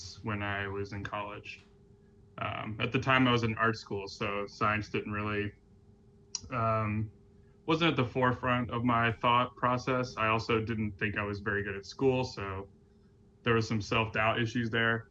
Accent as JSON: {"language": "English", "town": "Durham", "region": "North Carolina", "country": "United States", "tie": "born or raised there", "also_born_or_lived": "Copenhagen, Denmark", "moved": "as an adult", "lives_now": "New York City, United States", "said": "I grew up in Durham, North Carolina, which is kind of one of the oases of the South"}